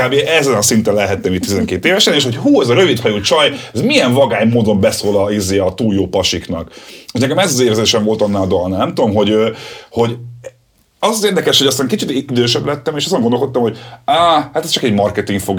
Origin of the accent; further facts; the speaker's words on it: Budapest, Hungary; én pesti gyerek vagyok